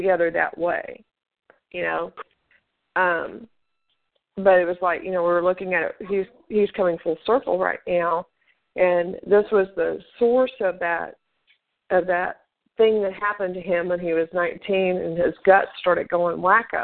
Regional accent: Tennessee, United States; the city where I was born up in Tennessee

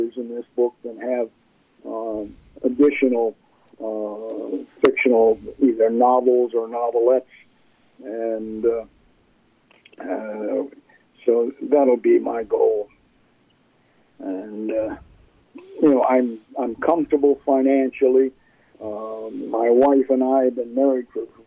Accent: Milwaukee, Wisconsin, United States; moved away; also born or lived in California / New Jersey; my parents got divorced when I was two. And my mother, we moved from California to Milwaukee, Wisconsin.

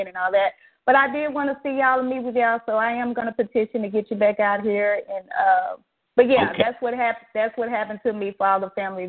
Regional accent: Dallas, Texas, United States; I'm from Dallas, not a big thing. We recently moved back this way about a year ago.

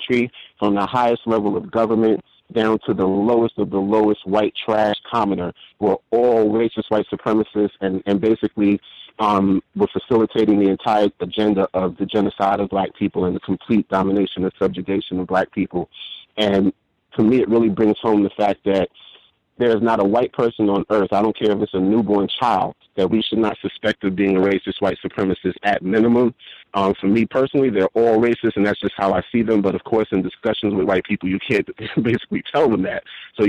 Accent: New York City, New York, United States; I grew up in New York City during the crack era

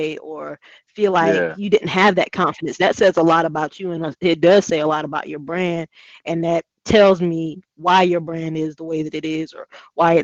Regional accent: Hemingway, South Carolina, United States; I grew up in Hemingway

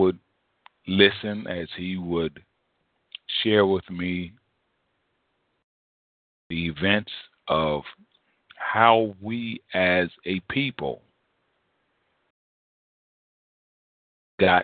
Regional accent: United States; we as African Americans

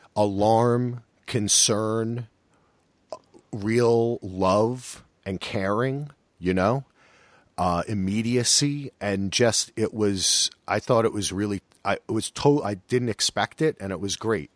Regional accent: New Jersey, United States; I'm from Jersey

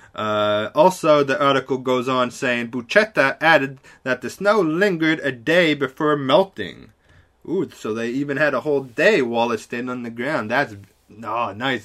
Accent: Canada; I'm such a Canadian here

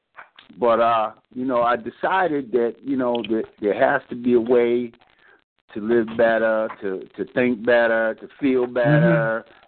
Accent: Boston, Massachusetts, United States; I grew up in Boston, man, so I grew up in the game

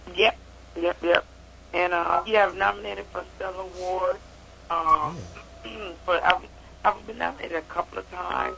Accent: Chicago, Illinois, United States; now in East Coast, United States; I was born and raised in Chicago, but I live on the East Coast.

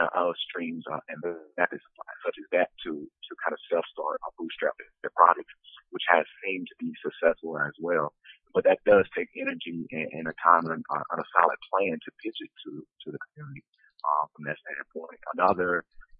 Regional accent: Prichard, Alabama, United States; I'm originally from Pritchard, Alabama. That's a small community inside of Mobile County, just north of the city of Mobile.

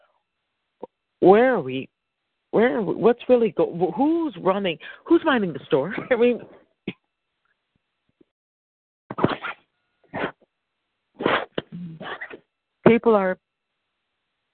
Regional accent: United States; I am an American.

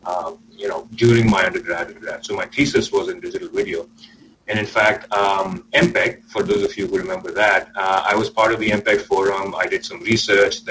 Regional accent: Pakistan; now in Silicon Valley, United States; I actually grew up outside the States. I grew up in Pakistan.

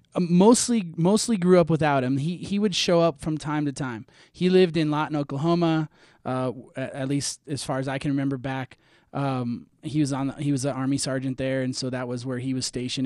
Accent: Minnesota, United States; I'm from Minnesota. I grew up in Minnesota

